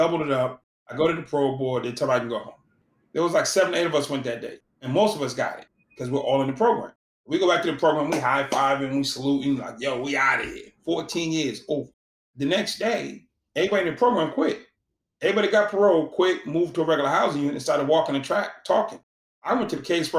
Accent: Boston, Massachusetts, United States; I'm from Boston

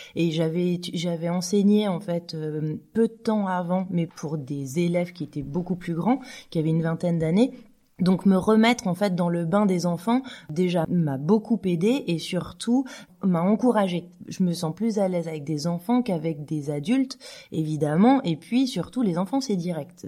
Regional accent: France; now in Switzerland; je suis française

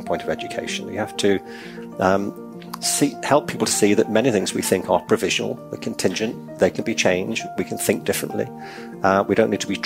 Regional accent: Liverpool, North West England, United Kingdom; I'm from Liverpool in England. I went to school across the city centre from the Liverpool Institute

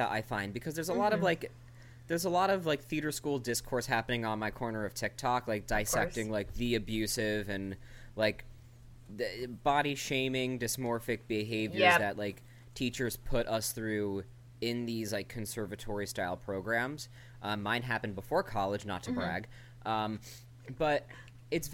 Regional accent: Rockland County, New York, United States; where I grew up in Rockland County

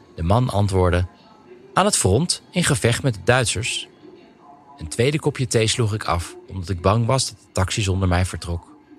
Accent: Netherlands; moved away as an adult; now in Russia

